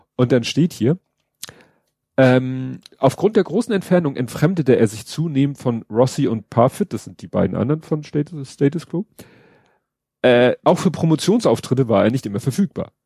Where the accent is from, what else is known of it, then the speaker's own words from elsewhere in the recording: Germany; als Deutsche